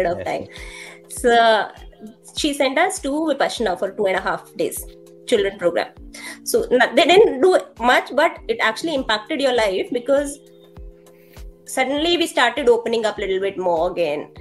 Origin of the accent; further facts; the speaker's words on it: Delhi, India; I'm from Delhi. I belong to East Delhi, Lakshmi Nagar. I'm like my native place is Old Delhi